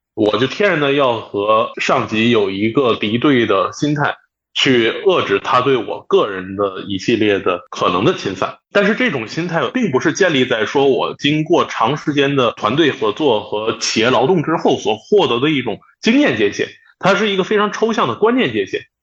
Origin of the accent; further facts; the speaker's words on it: Northeast China, China; 我家是东北的